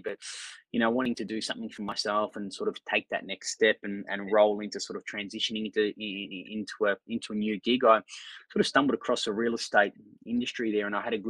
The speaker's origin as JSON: {"language": "English", "town": "Melbourne", "region": "Victoria", "country": "Australia", "tie": "born or raised there", "said": "sort of born and bred in the Brunswick locale"}